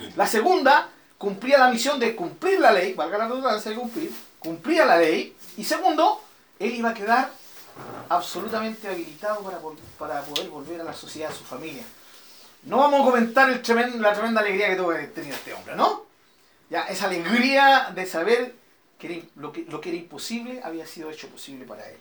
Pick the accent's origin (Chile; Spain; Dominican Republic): Chile; nosotros somos todos chilenos y aunque no fuéramos chilenos estamos viviendo en Chile